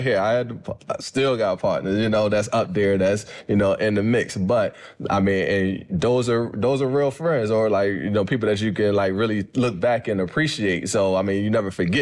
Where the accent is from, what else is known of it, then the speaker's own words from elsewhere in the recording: Philadelphia, Pennsylvania, United States; I grew up in Philly and like Southwest Philly, went to school in North Philly